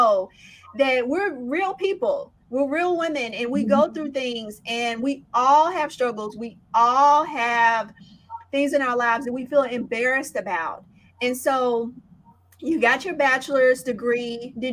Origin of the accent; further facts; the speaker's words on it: Indianapolis, Indiana, United States; I grew up in Indianapolis, Indiana